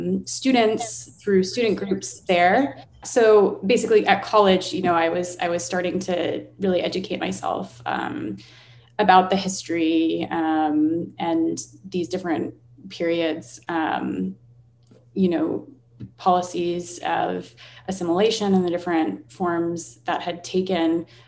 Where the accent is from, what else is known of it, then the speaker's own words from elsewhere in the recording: Vermont, United States; moved away as an adult; I grew up in Vermont, away from my Indigenous community, which is the Red Cliff Band of Lake Superior Chippewa in Wisconsin.